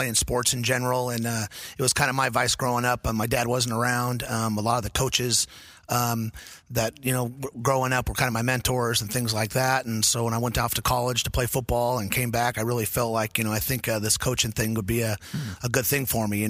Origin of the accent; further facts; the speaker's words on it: El Dorado Hills, California, United States; I grew up in the Cameron Park, El Dorado Hills area. I went to Oak Ridge High School.